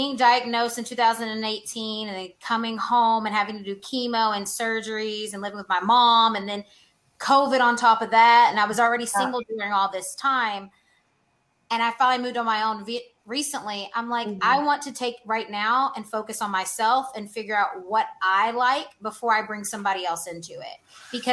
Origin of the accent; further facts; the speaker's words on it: Louisville, Kentucky, United States; moved away as an adult; also born or lived in Amsterdam; I'm from Louisville, Kentucky